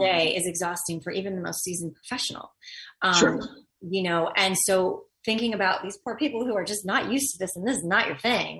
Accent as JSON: {"language": "English", "town": "Los Angeles", "region": "California", "country": "United States", "tie": "born or raised there", "said": "I grew up in Los Angeles in the industry"}